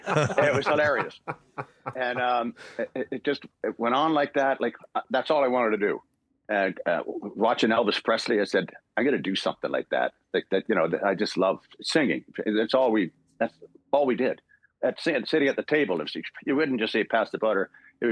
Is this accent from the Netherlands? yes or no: no; Port Dover, Ontario, Canada; also born or lived in Dublin, Ireland; Barry, Fiona, and myself were born in Ireland, and Rory and Sean were born when we got to Port Dover, because we came right from Dublin, Ireland, to this 3,200 populated people on Lake Erie